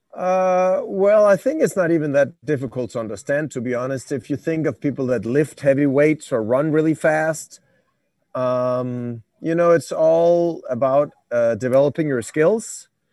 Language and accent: English; Denmark; I'm from Denmark, so a bit, bit cold in the, in the north